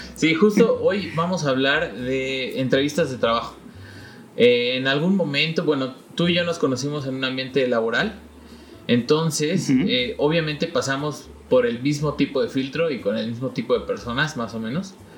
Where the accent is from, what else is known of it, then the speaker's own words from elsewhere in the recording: Mexico; moved away; en mi país